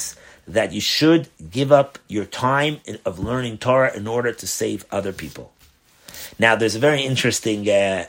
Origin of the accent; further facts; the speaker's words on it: New York City, New York, United States; when I was brought up in Crown Heights